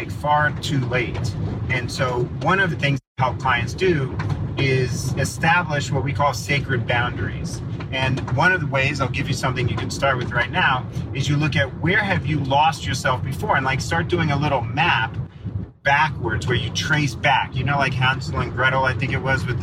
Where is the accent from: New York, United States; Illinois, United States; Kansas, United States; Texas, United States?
New York, United States; I'm a New Yorker